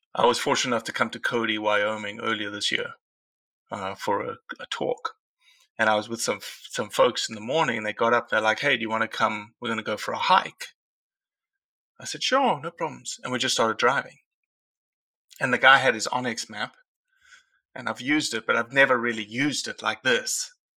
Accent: South Africa; now in United States; I came to this country as a South African, and there is zero public land in South Africa

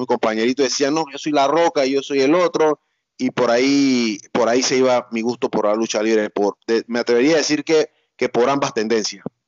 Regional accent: Panama; también veía de niño en Canal 4, un canal local aquí en Panamá

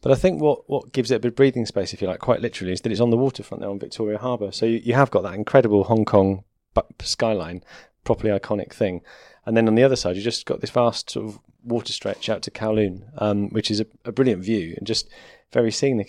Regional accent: United Kingdom; as a Brit

